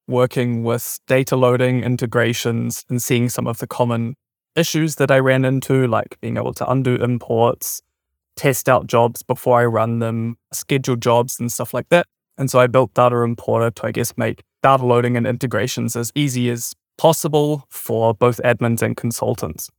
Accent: New Zealand; moved away as an adult; also born or lived in Germany; I'm originally from New Zealand and have just recently moved back here from Germany.

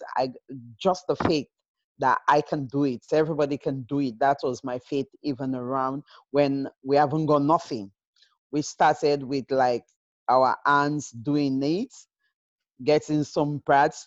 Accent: Sierra Leone; moved away as an adult; also born or lived in United Kingdom; born and raised in Sierra Leone, just lucky to be in the UK for years now

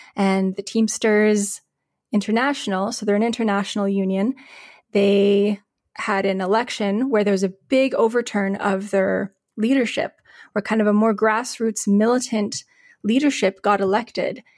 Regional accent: Calgary, Alberta, Canada; now in Winnipeg, Canada; I grew up in Calgary before I moved to Winnipeg

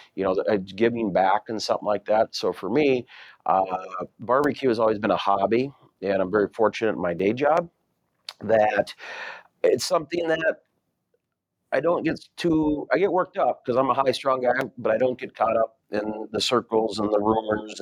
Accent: Delano, Minnesota, United States; I'm from Delano, Minnesota, you know, the barbecue mecca of the world, Minnesota.

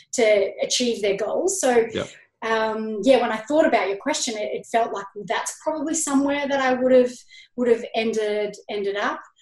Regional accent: Canberra, Australian Capital Territory, Australia; now in Sydney, Australia; when I was growing up in Canberra

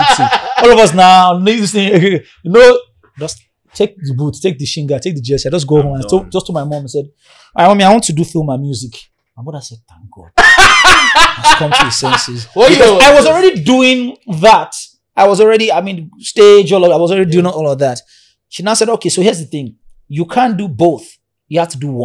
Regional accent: Ibadan, Oyo, Nigeria; also born or lived in Orisha (Lagos area); I was born in Ibadan, in CAC Church. I lived in Mami Market in Ibadan

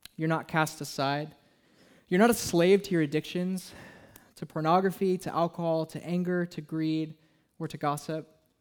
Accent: Southern California, United States; now in Portland, United States; I'm from Southern California

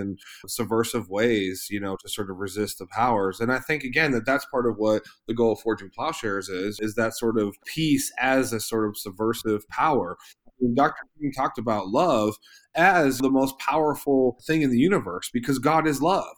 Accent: Eastern Ohio, United States; I was born, you know, in, in Ohio, in Eastern Ohio, you know, in America

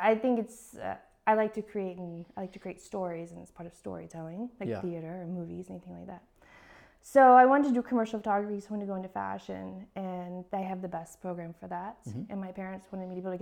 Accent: Texas, United States; moved away; I'm from Texas

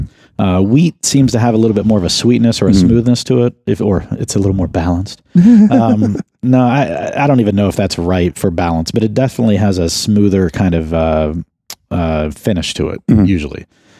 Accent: West Virginia, United States; I'm from West Virginia.

